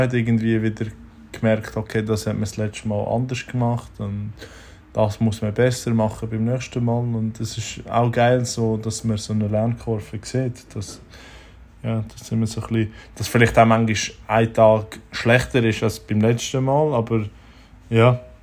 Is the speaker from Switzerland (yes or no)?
yes; Switzerland; als Schweizer Schreiner